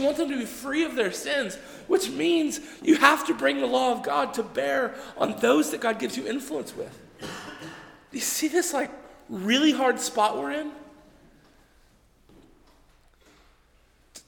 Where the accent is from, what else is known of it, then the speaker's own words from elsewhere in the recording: Texas, United States; I grew up in Texas, right? So everybody went to church in Texas